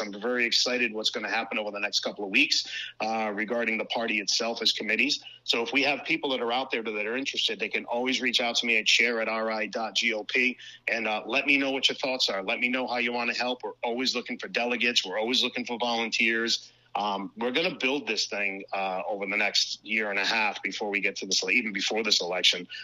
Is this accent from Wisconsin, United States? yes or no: no; Cranston, Rhode Island, United States; born and raised in Cranston, Rhode Island, uh, currently still live there as well